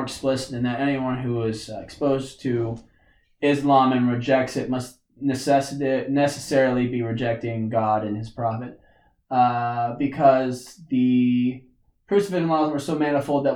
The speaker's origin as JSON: {"language": "English", "region": "Kansas", "country": "United States", "accent": "twang", "said": "sometimes I have a little bit of a twang, and it's because I'm from Kansas"}